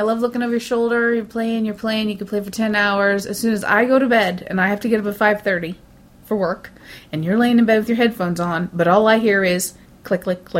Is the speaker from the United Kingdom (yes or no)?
yes; England, United Kingdom; I'm British, and I'm in love with Gillian Anderson.